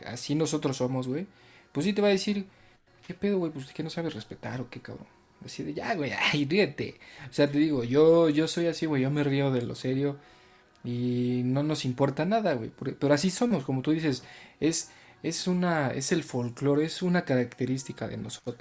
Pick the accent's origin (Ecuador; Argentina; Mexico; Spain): Mexico; nosotros como mexicanos